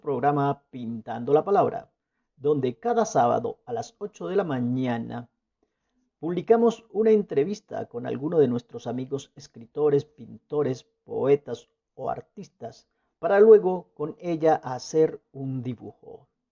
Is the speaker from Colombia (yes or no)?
yes; Colombia; escritor y pintor colombiano